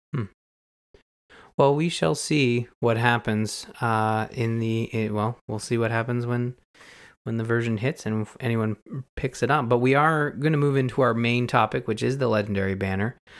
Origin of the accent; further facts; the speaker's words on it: Canada; as a Canadian